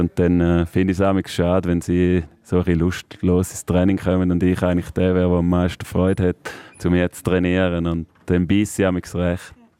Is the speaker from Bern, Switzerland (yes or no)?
no; Thurgau, Switzerland; bei dem Thurgau wieder, meine Heimat